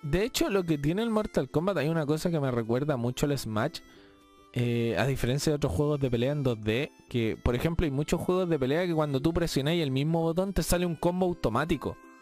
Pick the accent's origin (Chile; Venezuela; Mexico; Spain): Chile; todos los chilenos somos